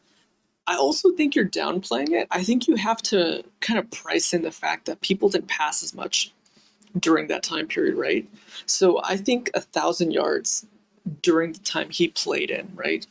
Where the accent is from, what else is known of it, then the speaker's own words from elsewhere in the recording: Seattle, Washington, United States; we grew up in the Seattle area